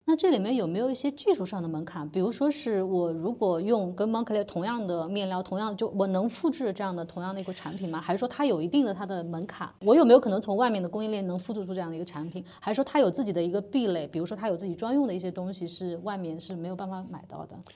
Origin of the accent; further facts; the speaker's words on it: China; 作为中国人